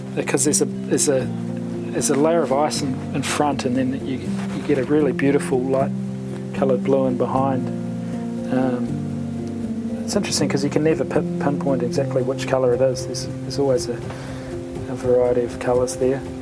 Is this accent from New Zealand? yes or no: yes; New Zealand; as a New Zealander